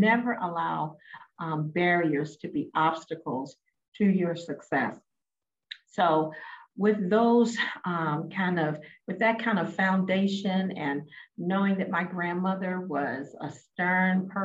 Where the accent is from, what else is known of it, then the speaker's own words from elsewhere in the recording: Baltimore, Maryland, United States; I'm originally from Baltimore, Maryland, the inner city